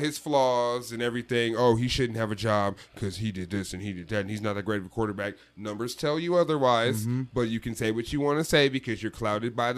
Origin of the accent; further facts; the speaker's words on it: East Bay, California, United States; also born or lived in Los Angeles; I grew up in the East Bay